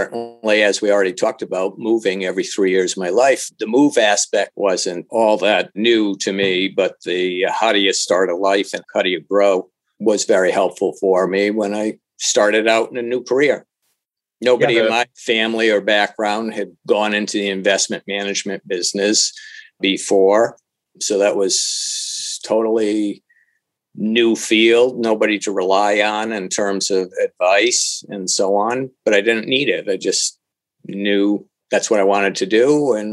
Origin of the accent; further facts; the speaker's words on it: Lynn, Massachusetts, United States; born there; also born or lived in Puerto Rico / Indiana; now in Rhode Island, United States; I was born in Lynn, Mass. And a lot of our moves were in the New England area, but we also moved to Puerto Rico and Indiana. And so it was a good variety. I now live in Rhode Island